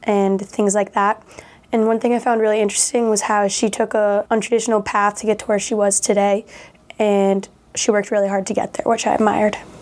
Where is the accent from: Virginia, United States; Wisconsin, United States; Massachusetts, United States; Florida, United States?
Massachusetts, United States; Millis; I'm from Millis, Massachusetts